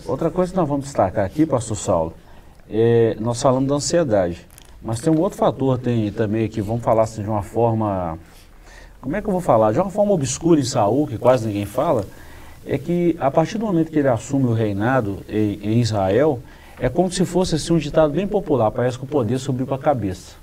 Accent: Brazil; nós como brasileiros, como cidadãos brasileiros

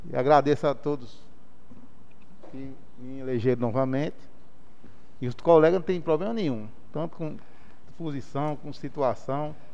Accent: Brazil; Nasci e me criei aqui já no Estridó. Sou de família política.

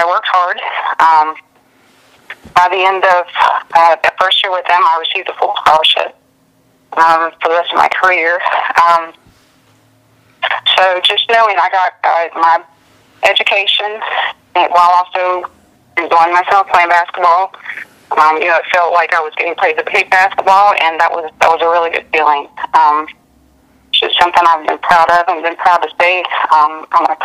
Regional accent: Ripley, West Virginia, United States; moved away as an adult; I would always brag about my hometown

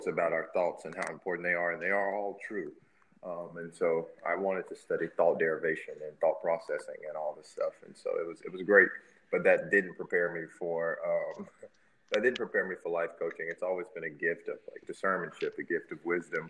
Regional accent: Memphis, Tennessee, United States; my hometown of Memphis

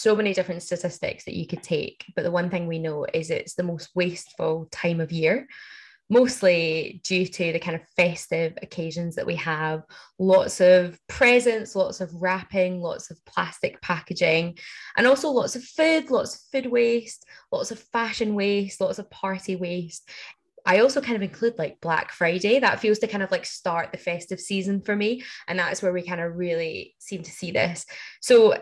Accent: Glasgow, Scotland, United Kingdom; I'm from Glasgow.

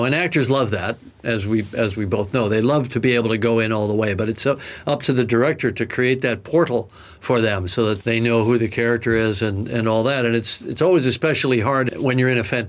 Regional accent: Canada; As a Canadian

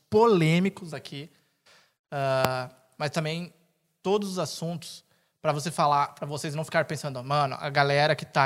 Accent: São Paulo, Brazil; Sou de São Paulo.

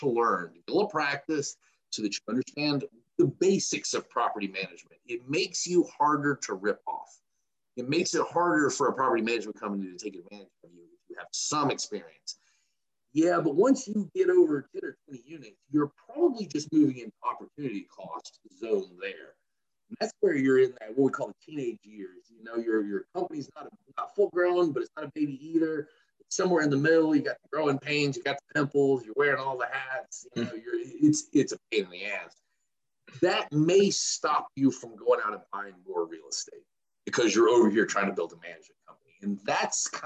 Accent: Macon, Georgia, United States; moved away as an adult; now in Atlanta, United States; I am in Atlanta. I am from Macon, Georgia, which is about an hour and a half south of Atlanta

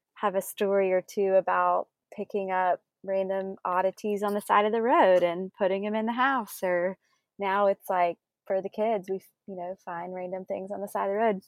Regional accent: South Carolina, United States; also born or lived in Greenville / Charleston; we both grew up in South Carolina

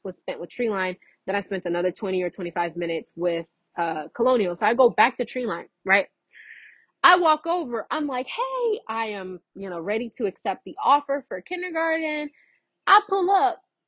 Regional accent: Fort Myers, Florida, United States; I was from Fort Myers

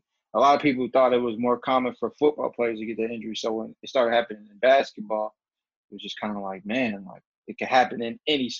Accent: Atlanta, Georgia, United States; I was more so disappointed that I couldn't play in Atlanta, that was my hometown at the time.

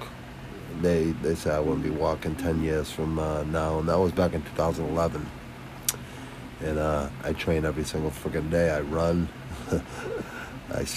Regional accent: Quincy, Massachusetts, United States; I'm from Boston, Mass, Southwest Quincy, city connected to Boston

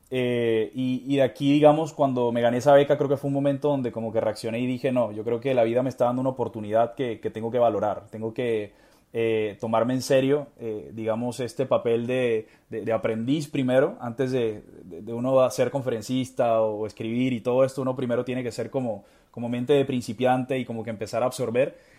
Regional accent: Barranquilla, Atlántico, Colombia; soy colombiano, soy de Barranquilla

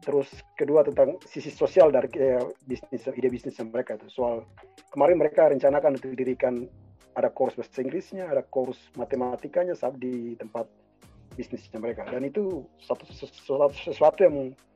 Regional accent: Papua, Indonesia; saya dari Papua juga

